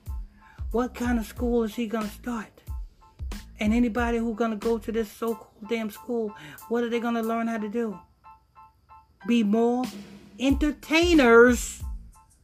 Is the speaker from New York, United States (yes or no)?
yes; Huntington Station, New York, United States; I'm from Long Island, Huntington Station, Long Island.